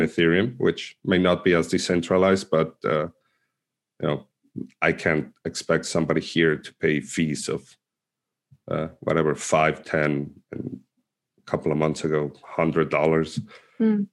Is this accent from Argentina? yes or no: yes; Argentina; moved away; also born or lived in Mexico City, Mexico; I was born in Argentina, but I uh, used to live in Mexico City, and I came back to Argentina around 2011